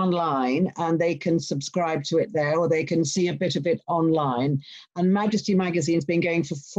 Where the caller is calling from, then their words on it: Henley-on-Thames, South East England, United Kingdom; I'm calling you from near Henley-on-Thames, which is quite near Windsor Castle, and it's in the middle of the countryside. It's really beautiful.